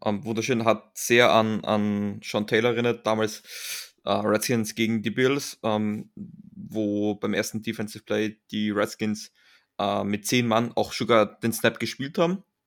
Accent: Austria; als Österreicher

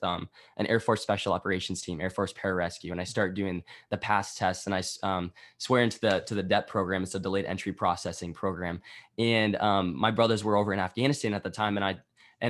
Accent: Iowa, United States; I was from Iowa. Right by the University of Iowa

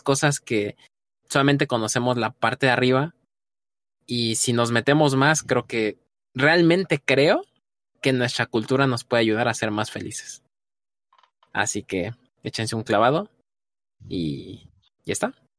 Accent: Mexico; como mexicano nos toca

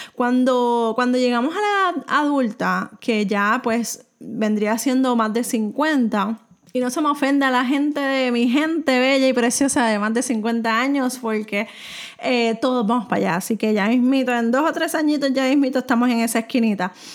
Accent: Puerto Rico; soy de Puerto Rico

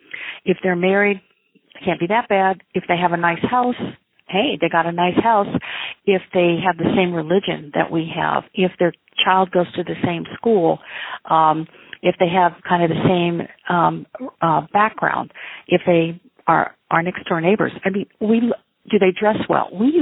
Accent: Midwest, United States; I come from the Midwest, our upbringing causes us, I think, not causes us, but influences how we view people.

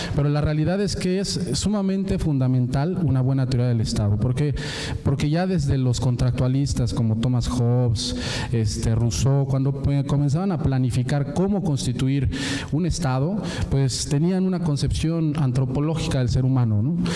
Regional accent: Puebla, Mexico; Yo que vengo de Puebla

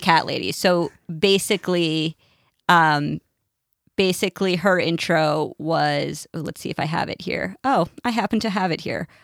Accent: United States; we're American

